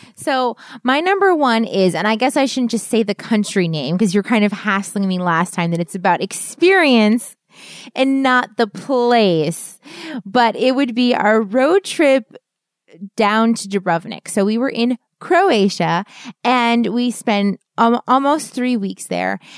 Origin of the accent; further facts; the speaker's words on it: East Coast, United States; we're from the East Coast, so we have mountains, but they're not big